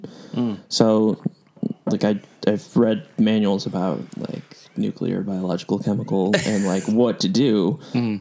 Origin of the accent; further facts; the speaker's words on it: San Francisco, California, United States; I grew up in San Francisco